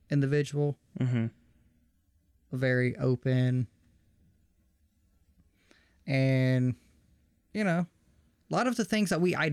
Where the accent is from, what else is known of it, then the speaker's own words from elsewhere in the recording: the South, United States; I was raised in the South, raised around a lot of Christian people